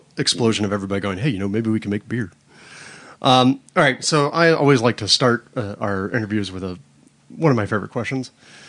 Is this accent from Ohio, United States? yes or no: no; Florida, United States; I grew up in Florida.